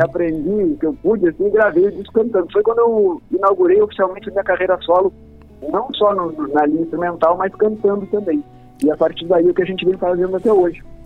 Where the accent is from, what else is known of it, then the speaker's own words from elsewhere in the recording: Lavras do Sul, Rio Grande do Sul, Brazil; moved away as an adult; also born or lived in Bagé; now in Porto Alegre, Brazil; Eu sou Bagente. Sou Bagente, Bagente e Lavrente, meio bem misturado, ah. assim, porque minha família é de Lavras do Sul, né? Ah, fui, fui criado em Lavras, nos campos lá de Lavras, no, no Santo Antônio